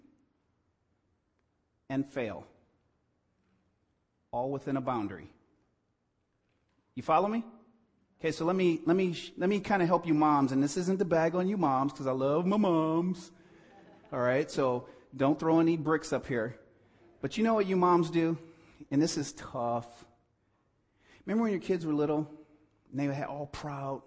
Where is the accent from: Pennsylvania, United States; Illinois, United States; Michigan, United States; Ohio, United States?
Ohio, United States; East Cleveland; I grew up in East Cleveland, Ohio, born in 1966.